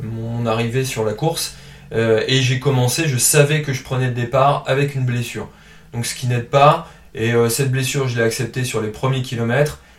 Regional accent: Calais, Hauts-de-France, France; also born or lived in Lille suburbs; now in Lille, France; je viens de la région du Nord, je suis originaire de Calais.

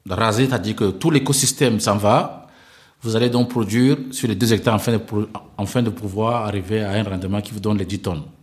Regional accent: Central African Republic; chez nous en RCA

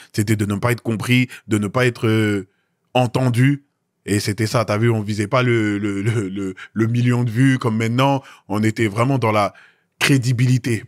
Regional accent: Noisy-le-Grand, Île-de-France, France; résident dans le 9-3 plus précisément Noisy-le-Grand, Pavé Neuf, mhm. là où j'ai grandi

